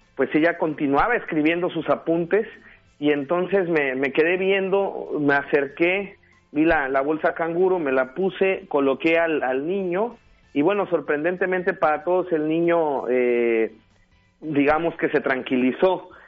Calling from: Acapulco, Guerrero, Mexico; Saludos desde Acapulco Guerrero

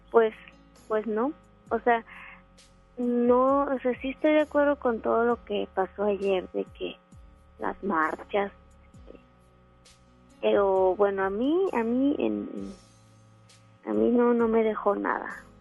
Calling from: Monterrey, Nuevo León, Mexico; De aquí el centro de Monterrey.

